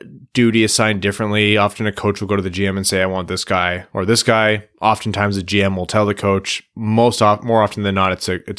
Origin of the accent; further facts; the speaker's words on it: South East England, United Kingdom; born there; I was born near Brighton, so they're my default.